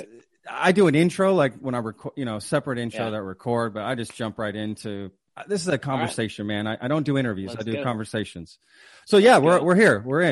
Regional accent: Dallas-Fort Worth, Texas, United States; also born or lived in Omaha, Nebraska; I'm from Texas, mainly. I grew up here. For the most part, in Dallas, Fort Worth. My dad was in the Air Force, so I was born in Omaha.

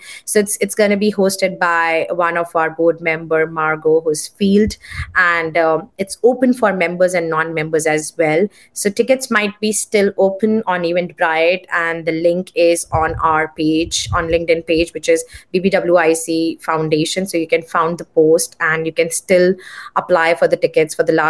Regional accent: India; And I know, like, because I come from India, I know how many people they enroll for master programs.

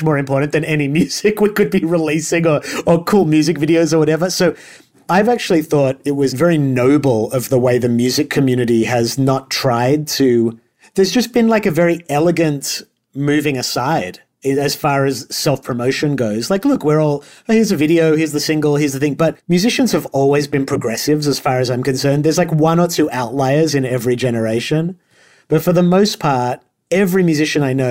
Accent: Australia; moved away as an adult; because I'm an immigrant, I'm Australian, and I've lived here since I was 18

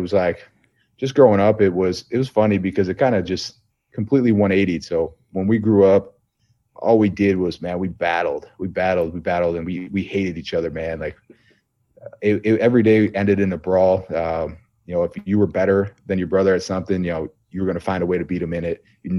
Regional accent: Buffalo, New York, United States; But, yeah, Bills Mafia, man. We grew up in Buffalo.

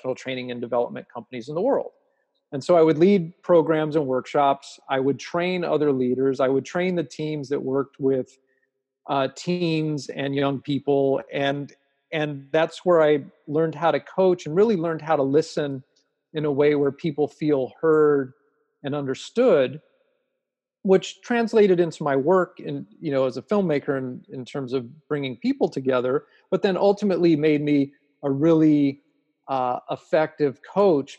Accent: Los Angeles, California, United States; I grew up in Los Angeles

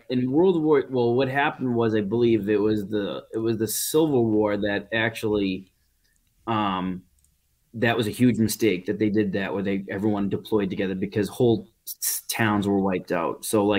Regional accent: Everett, Massachusetts, United States; also born or lived in Winthrop, Massachusetts / Boston; I was born and raised in Everett, Massachusetts.

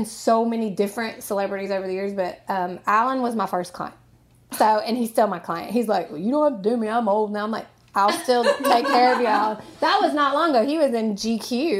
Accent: Nashville, Tennessee, United States; I'm from Nashville. Okay. I'm from here. I went to Overton High School

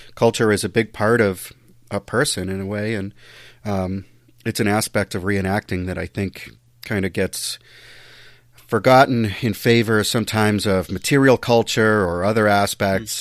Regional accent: United States; as an American

